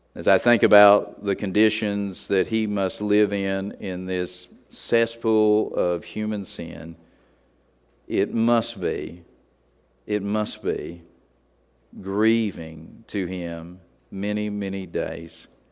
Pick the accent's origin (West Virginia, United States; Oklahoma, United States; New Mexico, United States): West Virginia, United States; moved away; We were just Holy Ghost people where I grew up in West Virginia